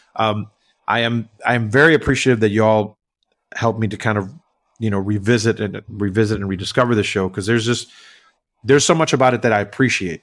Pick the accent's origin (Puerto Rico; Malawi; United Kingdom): Puerto Rico; English is a second language; now in New York, United States; I grew up in Puerto Rico, right? So I, I didn't grow up in the U S